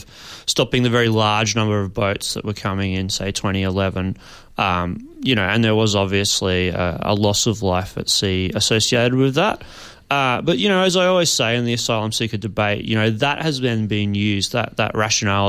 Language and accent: English; Brisbane, Queensland, Australia; I grew up in Brisbane